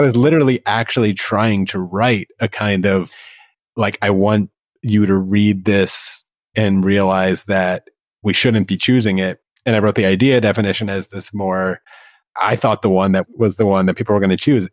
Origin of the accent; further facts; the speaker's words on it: United States; never feeling more American